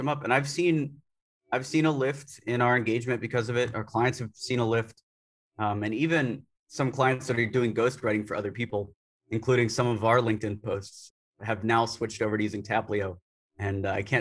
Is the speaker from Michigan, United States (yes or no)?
no; Tampa, Florida, United States; moved away as an adult; now in New Delhi, India; I was born in Tampa, Florida